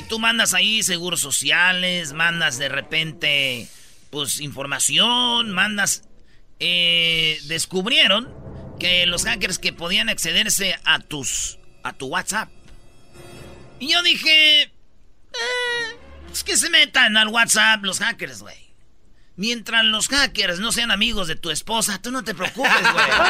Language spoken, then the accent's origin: Spanish; Mexico; Siete horas pide que trabajemos los mexicanos